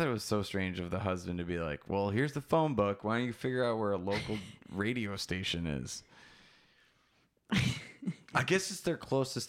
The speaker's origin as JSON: {"language": "English", "region": "Wisconsin", "country": "United States", "said": "I'm from Wisconsin."}